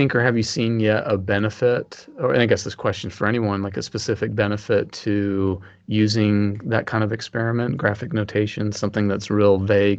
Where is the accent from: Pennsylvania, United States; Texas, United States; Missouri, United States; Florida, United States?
Texas, United States; because I'm from Texas.